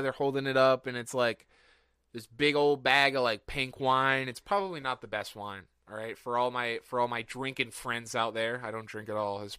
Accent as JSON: {"language": "English", "region": "Rhode Island", "country": "United States", "said": "I'm not from the area at all. Like, okay. I'm from Rhode Island."}